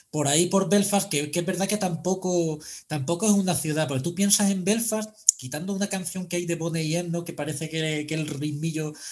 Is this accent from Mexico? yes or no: no; Spain; esto es muy relativo, es que es que vengo de España, joder, ¿sabes?